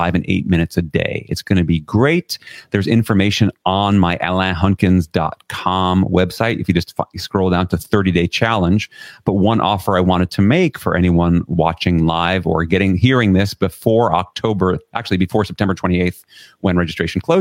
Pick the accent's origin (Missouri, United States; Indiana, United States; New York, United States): New York, United States; New York City; I grew up in Flushing, Queens, right in New York City